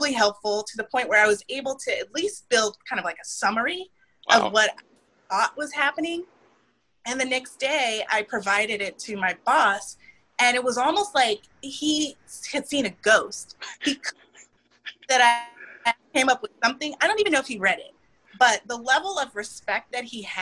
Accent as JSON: {"language": "English", "town": "Houston", "region": "Texas", "country": "United States", "said": "As a fellow Houstonian"}